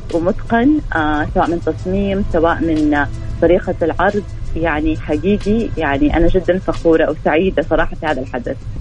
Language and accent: Arabic; Saudi Arabia; عندنا آه يعني زي ما يقولوا اسبوع موضه رسمي آه في السعوديه